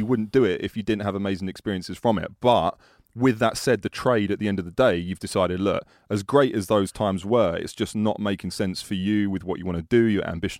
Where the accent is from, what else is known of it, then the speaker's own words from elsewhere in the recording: United Kingdom; We are British, though.